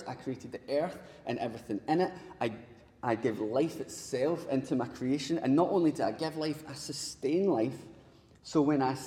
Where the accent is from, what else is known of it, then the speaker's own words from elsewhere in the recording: Paisley, Scotland, United Kingdom; growing up in Paisley, none of my pals were exactly rich